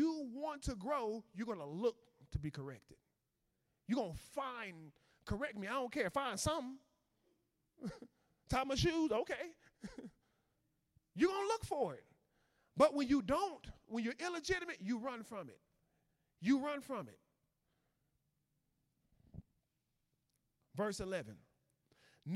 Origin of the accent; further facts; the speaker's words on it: Chicago, Illinois, United States; I was from Chicago